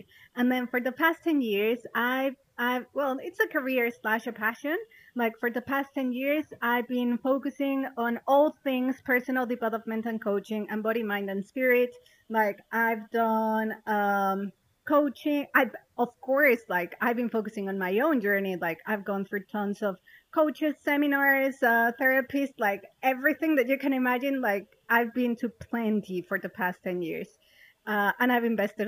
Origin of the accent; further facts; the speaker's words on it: Mexico; moved away as an adult; also born or lived in London; now in Malaysia; I'm originally from Mexico.